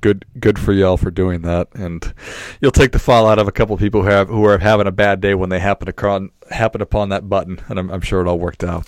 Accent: Duluth, Minnesota, United States; I was from Duluth, Minnesota

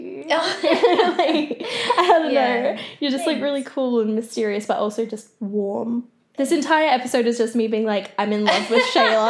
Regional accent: South Gippsland, Victoria, Australia; Like, I grew up in South Gippsland and stuff.

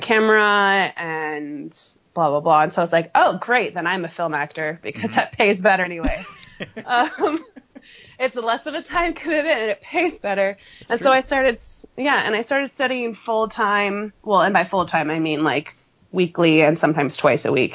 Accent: California, United States; moved away; I'm from California

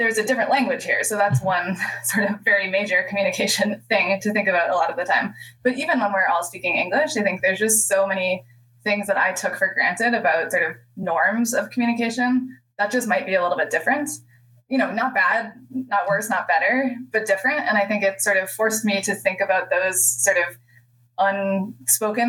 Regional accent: United States; as an American

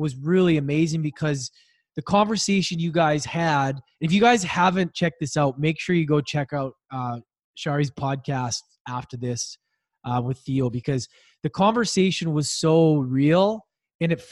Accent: Edmonton, Alberta, Canada; my arch rival growing up in Edmonton

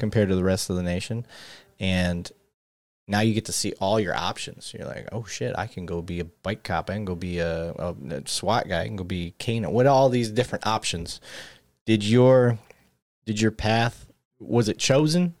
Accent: Flint, Michigan, United States; moved away; I grew up in Flint, Michigan

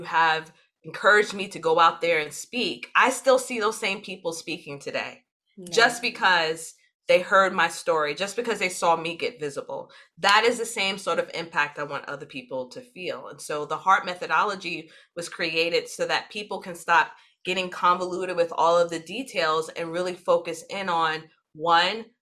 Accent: New York City, New York, United States; when you are born and raised in New York City, no other place exists but New York City

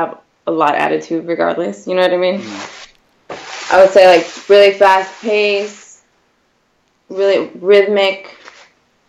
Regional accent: Whittier, California, United States; I am from Whittier, California, mm-hmm. Born and raised in L.A.

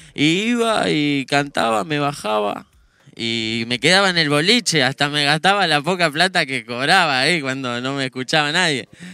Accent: General Rodríguez, Buenos Aires Province, Argentina; Ese era yo andando por General Rodríguez, por todo lado

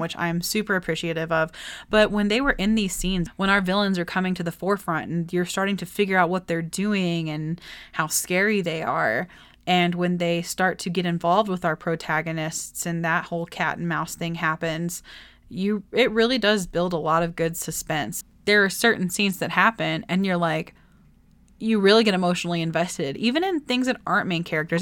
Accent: Texas, United States; I'm from Texas

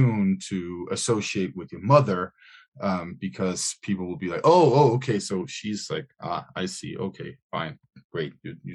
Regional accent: Aarhus, Central Denmark Region, Denmark; my hometown, Aarhus

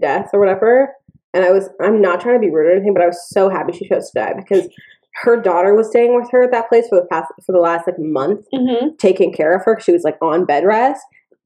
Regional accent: Victoria, British Columbia, Canada; moved away; I'm from Victoria

